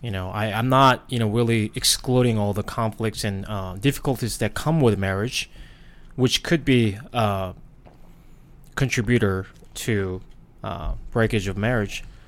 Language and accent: English; South Korea; English is a second language; moved away as an adult; now in United States; I was born and raised in Korea.